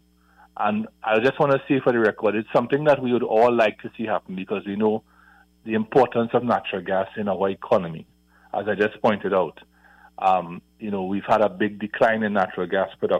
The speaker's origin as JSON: {"language": "English", "country": "Trinidad & Tobago", "said": "we, as a small country of 1.4 million people"}